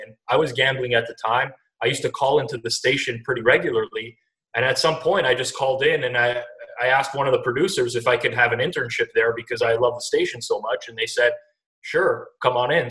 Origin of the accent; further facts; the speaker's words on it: Toronto, Ontario, Canada; I grew up in Toronto, outskirts of Toronto, uh, and I've lived here my whole life